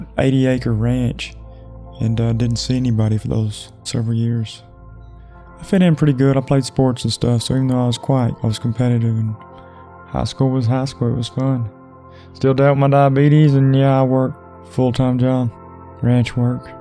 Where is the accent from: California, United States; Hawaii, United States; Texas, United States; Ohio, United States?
Texas, United States; also born or lived in McKinney, Texas; I was born in McKinney, Texas, Collin County. Where was I raised? Pretty much anywhere you can think of in Texas, I've been there